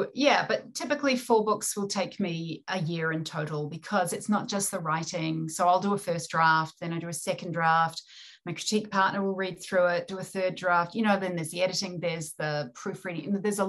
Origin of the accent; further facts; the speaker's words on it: New Zealand; accent: New Zealand; And being a New Zealander, we're developing our own version of English. Obviously, I have a New Zealand accent, but the written word as well.